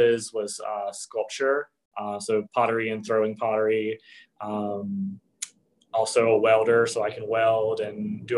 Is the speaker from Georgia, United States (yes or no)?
yes; South Georgia, United States; accent: Southern; moved away; I'm originally from South Georgia. So here and there, you'll hear like a little Southern accent pop in and out